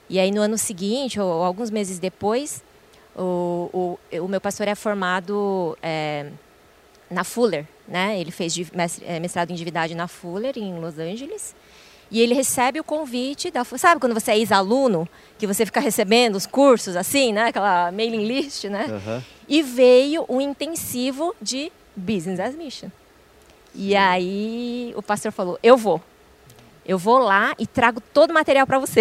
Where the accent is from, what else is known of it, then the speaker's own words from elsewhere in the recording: Brazil; eu já sou brasileira, nasci aqui